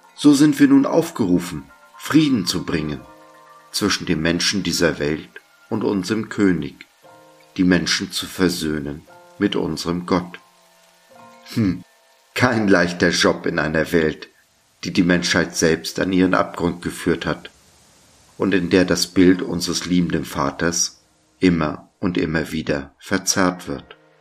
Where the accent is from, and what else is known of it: Germany